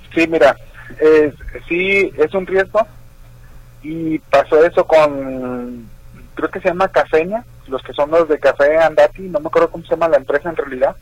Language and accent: Spanish; Jalisco, Mexico; allá de mi pueblo, allá por Tihuamo, Jalisco